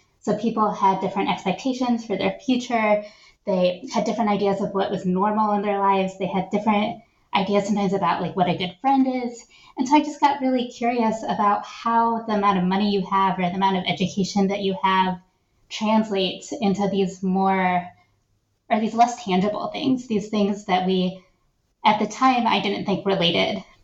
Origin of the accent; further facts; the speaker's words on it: Shaker Heights, Ohio, United States; I grew up in Shaker Heights, Ohio, which is a wealthy suburb of Cleveland. And then right before I was starting seventh grade, we moved to rural Ohio